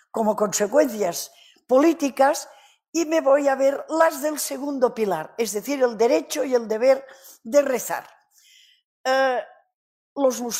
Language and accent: Spanish; Canary Islands, Spain; accent: Canarian; Ya saben que yo no hablo castellano normalmente. Habrán notado mi acento canario, ¿verdad?